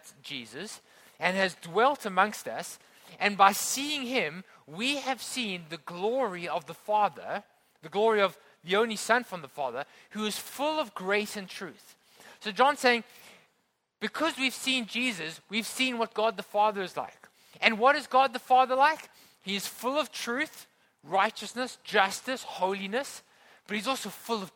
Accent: Johannesburg, Gauteng, South Africa; now in Hong Kong; I grew up in South Africa and I grew up inland in a place called Johannesburg.

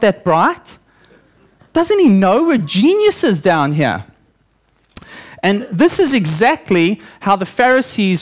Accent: South Africa; moved away; I grew up in South Africa, obviously, and I spent my early childhood on a banana farm.

